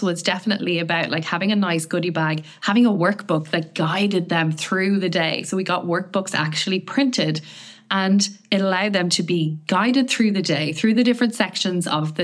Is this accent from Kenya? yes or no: no; Ireland; I'm from Ireland